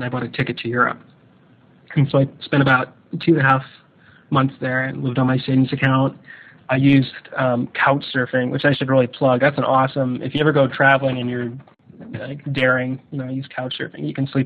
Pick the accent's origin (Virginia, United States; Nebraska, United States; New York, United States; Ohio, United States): Nebraska, United States; Omaha; I'm this guy from Omaha